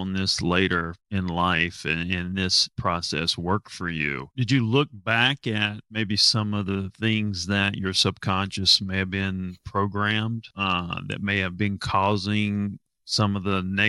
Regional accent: Asheville, North Carolina, United States; also born or lived in Candler, North Carolina; my hometown, Asheville, North Carolina.

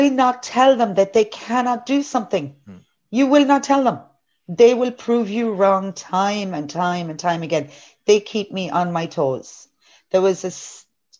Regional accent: Kerry, Munster, Ireland; now in New York, United States; I'm from Kerry.

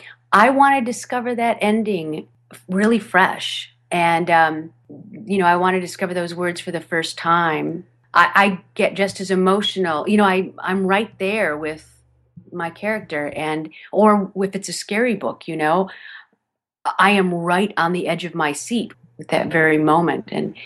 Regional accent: Michigan, United States; accent: Michigan accent; One of my first radio commercials I did in Southern California. I'm originally from Michigan. And back then, back in 1989, 1990, I still had a fair amount of my Michigan accent.

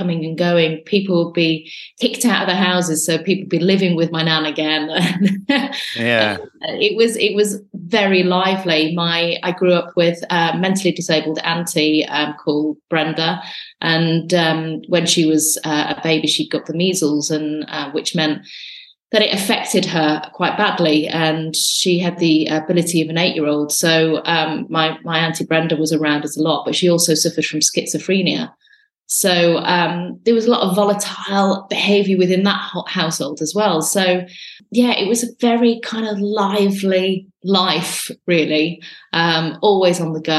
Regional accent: Radcliffe, North West England, United Kingdom; my life started in a little place in Lancashire called Radcliffe

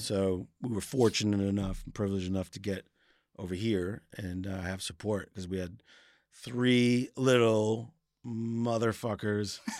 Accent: Cape Cod, Massachusetts, United States; moved away as an adult; now in South London, United Kingdom; I grew up in Massachusetts in Cape Cod

